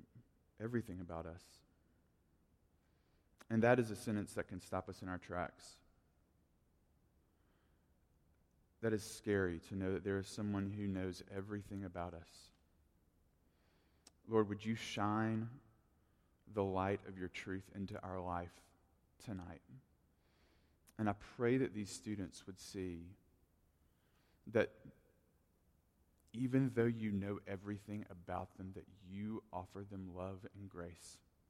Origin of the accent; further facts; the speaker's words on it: Tuscumbia, Alabama, United States; even though I grew up in Tuscumbia, they always just called me …. Like, that's what they call me, …. And I didn't have the accent that they had